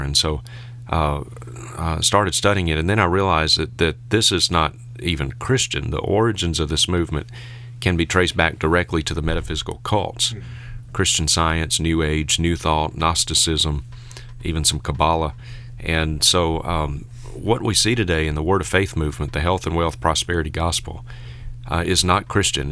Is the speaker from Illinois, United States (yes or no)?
no; Vicksburg, Mississippi, United States; I was born and reared in Vicksburg, Mississippi